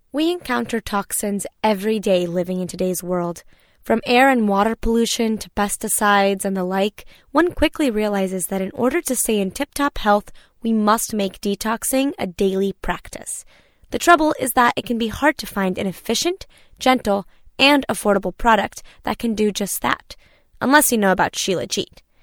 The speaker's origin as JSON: {"language": "English", "country": "Brazil", "moved": "yes", "lives_now": "United States", "said": "my home country of Brazil"}